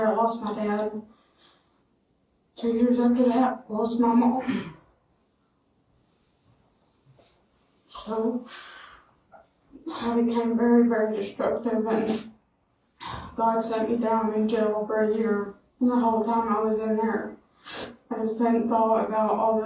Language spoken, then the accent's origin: English; Westmoreland, Tennessee, United States; I'm from Westmoreland, Tennessee.